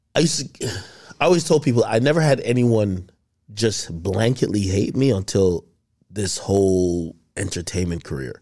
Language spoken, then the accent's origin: English; Jamaica; moved away; I grew up in Jamaica